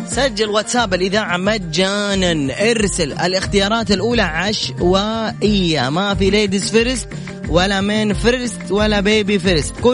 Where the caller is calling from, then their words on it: Jeddah, Makkah Province, Saudi Arabia; من جدة